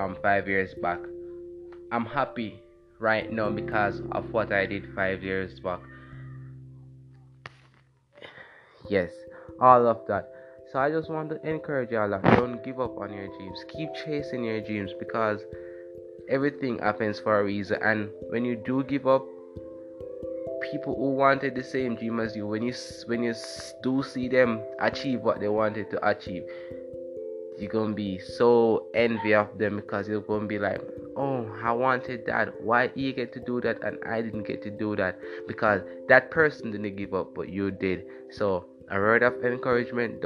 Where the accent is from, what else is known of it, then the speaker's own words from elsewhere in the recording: Jamaica; I'm from Jamaica